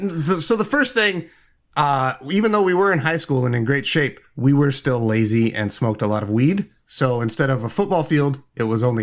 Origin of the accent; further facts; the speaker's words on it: Indiana, United States; I'm from Indiana.